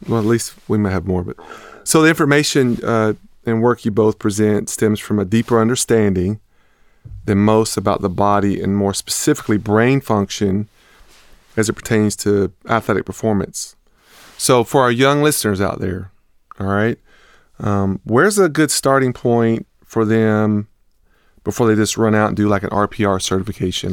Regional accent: the South, United States; now in Austin, United States; I grew up in the South

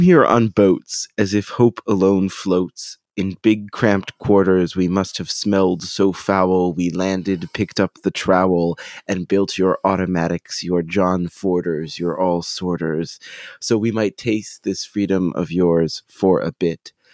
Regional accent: United States; me as an American Jew

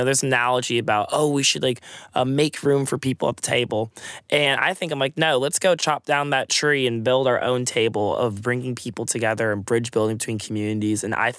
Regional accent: Eden Prairie, Minnesota, United States; now in Texas, United States; I'm from Eden Prairie, Minnesota, which is about 20 minutes outside of Minneapolis.

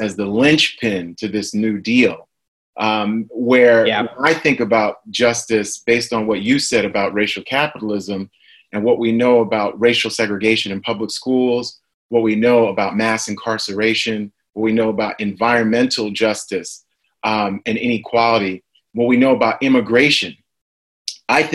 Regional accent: New York, United States; moved away; New York is my hometown

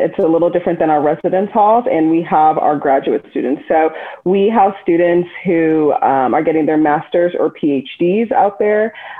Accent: St. Louis, Missouri, United States; moved away as an adult; also born or lived in Columbia, Missouri / Kansas City, Missouri; now in Austin, United States; am originally from St. Louis, Missouri, and I am a Midwest girl through and through. Grew up in St. Louis and then made my way to the University of Missouri in Columbia

